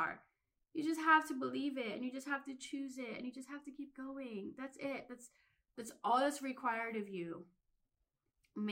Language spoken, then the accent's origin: English; Philadelphia, Pennsylvania, United States; I grew up in Philly